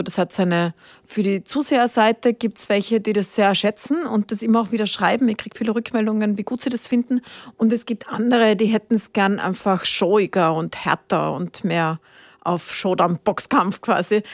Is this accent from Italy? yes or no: yes; Italy; also born or lived in Spain; now in Austria; Bin nach Italien gefahren, wo ich aufgewachsen bin.